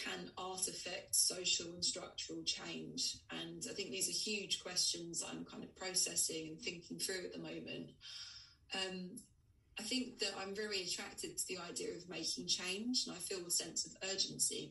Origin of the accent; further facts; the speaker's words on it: Essex, East of England, United Kingdom; I grew up in Essex, and like lad culture was really kind of quite big in the 90s and early 2000s